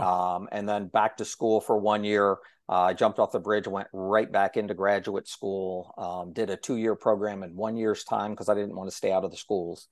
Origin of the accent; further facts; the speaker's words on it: Okolona, Ohio, United States; my hometown